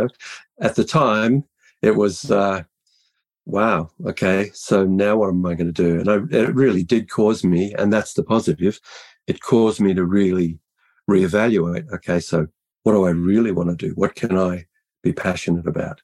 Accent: Australia; born and raised in Australia. I was actually born into a rural town, a dairy town in the far south of Australia

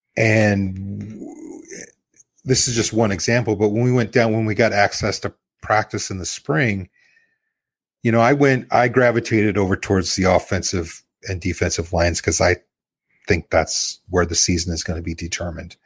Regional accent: Nebraska, United States; I'm born and bred in Nebraska

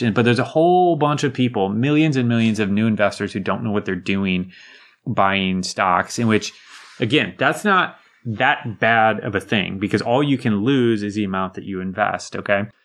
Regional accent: United States; as an American living in my bubble

